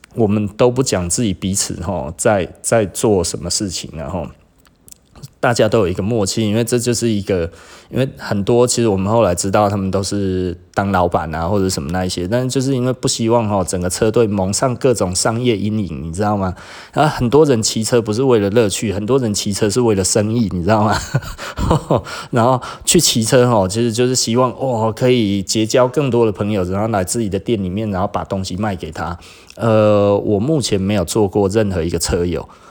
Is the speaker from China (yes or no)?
no; Taiwan; 我们台湾人其实就是 model 身材